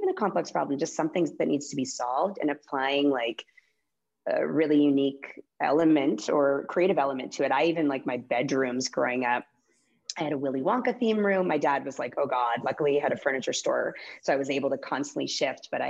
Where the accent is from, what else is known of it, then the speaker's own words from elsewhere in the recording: Calgary, Alberta, Canada; moved away as an adult; also born or lived in Winnipeg, Manitoba / Vancouver, British Columbia / Los Angeles, United States; now in Boise, United States; I grew up all the way through university in Calgary